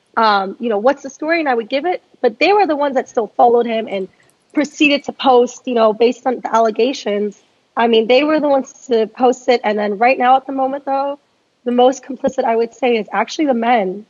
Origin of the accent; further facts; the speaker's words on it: Northern Virginia, United States; now in Dallas, United States; I'm from Northern Virginia